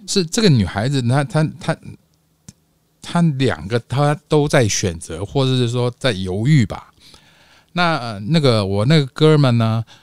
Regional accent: Taipei, Taiwan; 我是台湾台北的

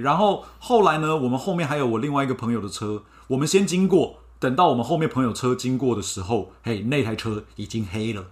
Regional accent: Taiwan; moved away as an adult; also born or lived in Miami; 我们来自台湾的人

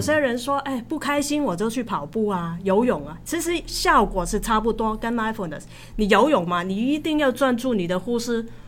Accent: Hong Kong; moved away; also born or lived in Taiwan; 我是香港人嘛

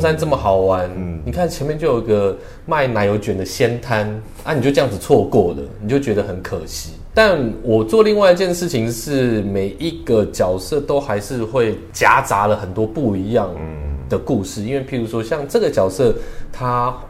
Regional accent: Taipei, Taiwan; 因为身为台北人的话

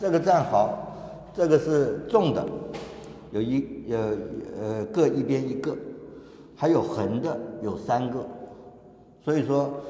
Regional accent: Kaohsiung, Taiwan; 我是生在左营，住在眷村，今年六十九岁，

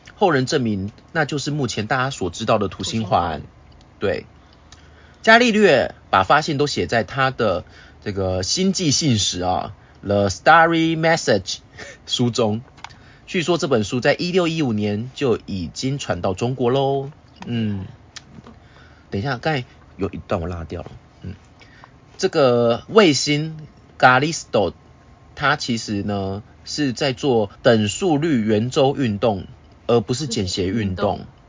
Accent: Taiwan; 我们台湾人会拜拜嗯。我们会遵循农历初一十五要拜拜这件事情一样

